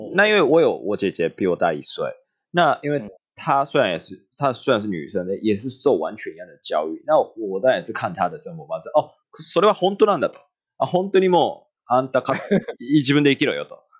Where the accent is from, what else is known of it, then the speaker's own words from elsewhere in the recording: Japan; Chinese is a second language; moved away as an adult; also born or lived in Osaka; now in Taiwan; 我是日本人